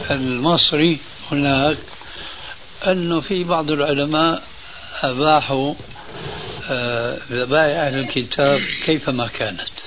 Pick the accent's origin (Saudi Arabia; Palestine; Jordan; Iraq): Palestine; now in Canada; أنا من فلسطين من فلسطين من فلسطين آه وذهبت من فلسطين إلى كندا مرورا من الأردن مرورا من الأردن